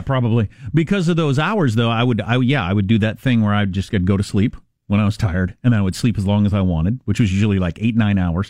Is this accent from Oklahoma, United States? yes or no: no; Kansas, United States; That's my home state.